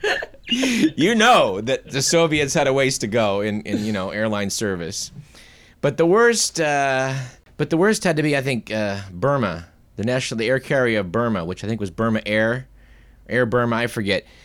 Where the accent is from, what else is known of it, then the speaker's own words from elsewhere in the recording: United States; being an American